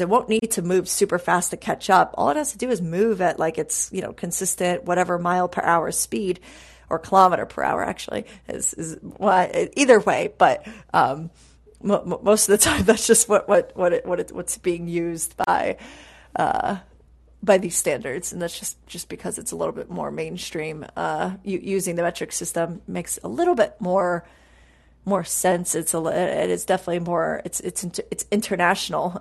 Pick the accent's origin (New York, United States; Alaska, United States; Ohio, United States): New York, United States; now in Texas, United States; growing up in New York